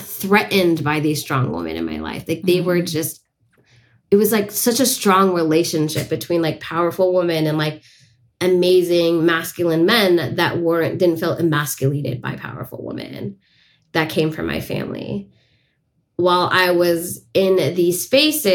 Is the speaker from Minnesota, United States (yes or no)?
no; San Francisco, California, United States; I was born and raised in San Francisco, which is unceded Ohlone land